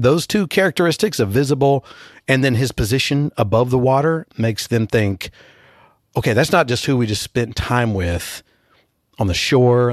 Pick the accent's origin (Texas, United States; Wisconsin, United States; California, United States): Texas, United States; as a Texan